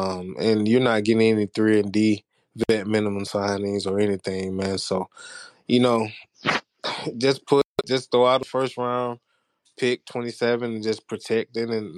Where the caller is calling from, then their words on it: Georgia, United States; I'm tuning in from Georgia, man. So don't ask how I'm in Georgia, but I'm a Lakers fan.